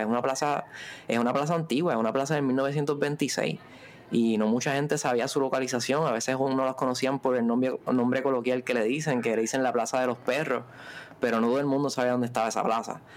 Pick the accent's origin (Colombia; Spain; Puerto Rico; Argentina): Puerto Rico; Ponce; Somos de allá de Ponce, pero ahora mismo estamos acá en Viejo San Juan